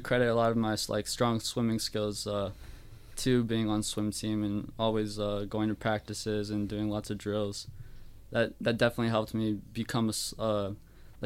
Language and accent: English; Buchanan, Michigan, United States; Buchanan, Michigan